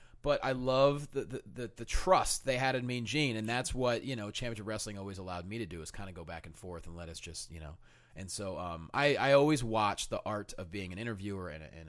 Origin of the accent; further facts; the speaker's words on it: Pennsylvania, United States; No, I'm from Pennsylvania.